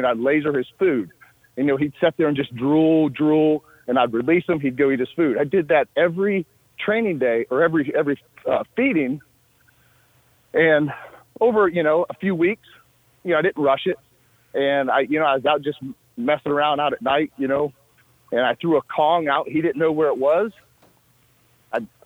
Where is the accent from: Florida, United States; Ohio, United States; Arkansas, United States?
Ohio, United States; Northwest; I grew up in Northwest Ohio